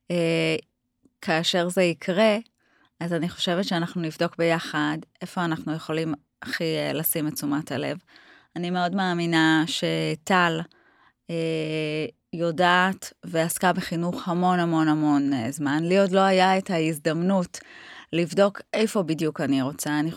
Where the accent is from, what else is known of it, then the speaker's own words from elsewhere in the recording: Rishon LeZion, Central District, Israel; moved away as an adult; now in Holon, Israel; אני גדלתי בראשון לציון, אבל סבא וסבתא שלי אה, חולונים